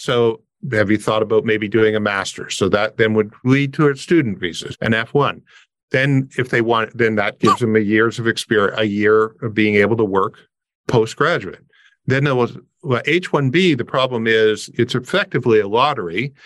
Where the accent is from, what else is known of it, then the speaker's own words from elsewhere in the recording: Windsor, Ontario, Canada; I'm a Canadian, but I grew up on the border